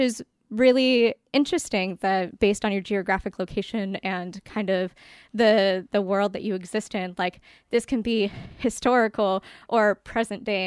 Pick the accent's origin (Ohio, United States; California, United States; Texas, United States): California, United States; near Los Angeles, Southern; also born or lived in Bay Area, California; I grew up in Southern California, right next to L A. I'm now in, in the Bay Area